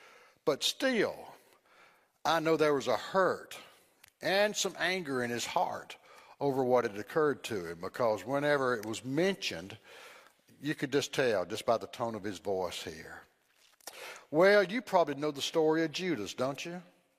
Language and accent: English; Greenville, United States; born there; I was born in Greenville, and we lived in the Sanssouci area for my first 3 years.